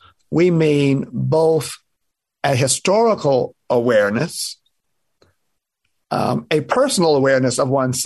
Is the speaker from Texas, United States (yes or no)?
no; Jackson, Mississippi, United States; growing up in Jackson, Mississippi, during post-desegregation